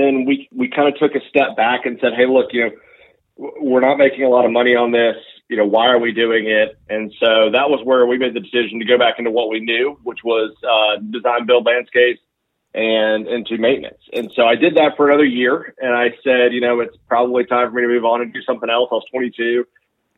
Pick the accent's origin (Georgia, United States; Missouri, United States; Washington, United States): Georgia, United States; Roswell; moved away as an adult; now in Waycross, United States; I grew up in the Roswell, Georgia area, which is a suburb of Atlanta